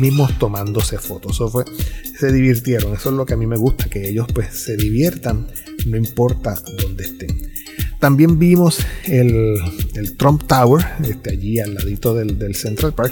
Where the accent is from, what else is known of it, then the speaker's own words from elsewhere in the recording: Puerto Rico; Como ciudadano americano, pero puertorriqueño